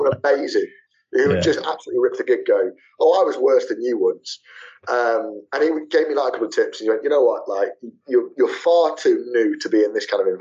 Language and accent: English; Leicester, East Midlands, United Kingdom; also born or lived in Manchester; my hometown